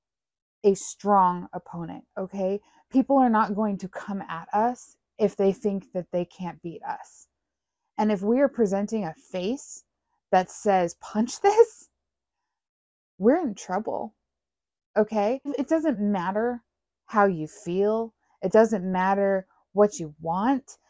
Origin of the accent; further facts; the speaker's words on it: United States; as American citizens